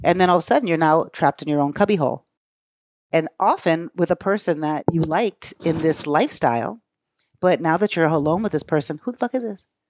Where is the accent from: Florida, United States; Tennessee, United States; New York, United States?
New York, United States; Brooklyn; I grew up in Brooklyn with my mom